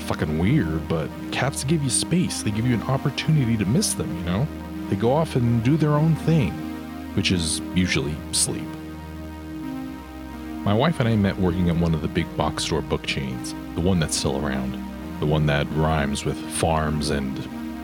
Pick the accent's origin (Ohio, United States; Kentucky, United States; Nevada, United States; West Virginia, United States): Nevada, United States; also born or lived in Bay Area, California; we moved away from the Bay Area to Nevada when I was 6.